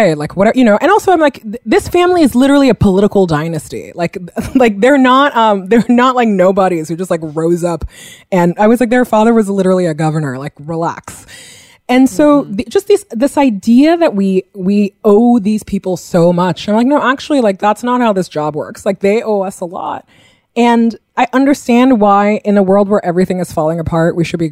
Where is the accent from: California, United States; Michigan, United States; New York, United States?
New York, United States; New Yorker, United States; as a New Yorker